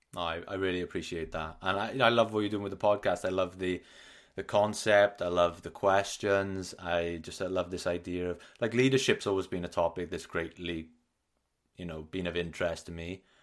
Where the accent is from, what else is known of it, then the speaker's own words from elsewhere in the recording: Wales, United Kingdom; I like to identify as Welsh rather than British.